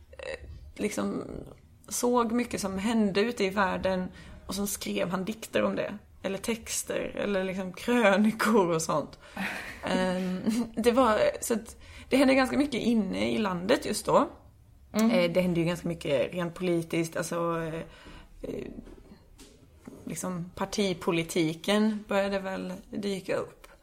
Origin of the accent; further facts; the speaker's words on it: Småland, Sweden; Kan jag som smålänning intyga.